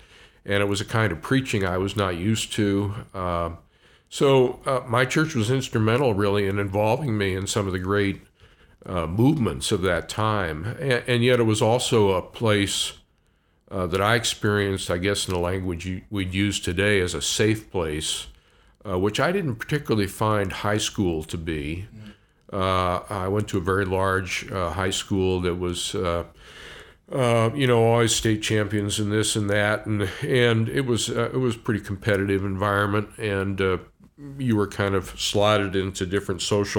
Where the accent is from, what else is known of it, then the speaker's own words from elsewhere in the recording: Washington, D.C. area, United States; also born or lived in Oregon; I was born in Oregon. My family's from northeastern Oregon, fairly rural area. But when I was quite young, my family moved east. So I grew up in the D.C. area